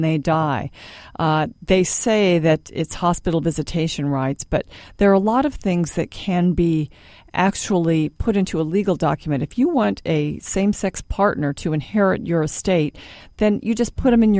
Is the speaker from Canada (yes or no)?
no; California, United States; moved away; I grew up in California. My family's all there